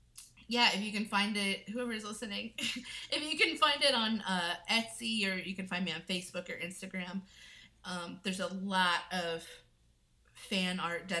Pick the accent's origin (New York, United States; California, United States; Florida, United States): Florida, United States; Well, first of all, I grew up in Florida. I was in a single parent household